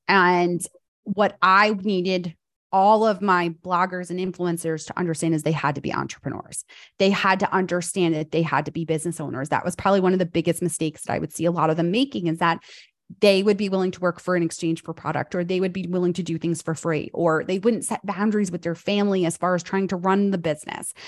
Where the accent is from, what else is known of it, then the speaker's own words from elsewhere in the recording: New York, United States; moved away as an adult; now in North Carolina, United States; I'm a fast talker because I grew up in New York